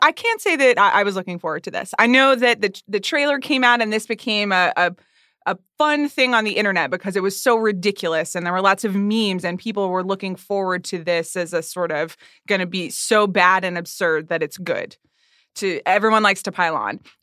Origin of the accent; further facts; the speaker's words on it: Atlanta, Georgia, United States; moved away; also born or lived in New York; I grew up in Atlanta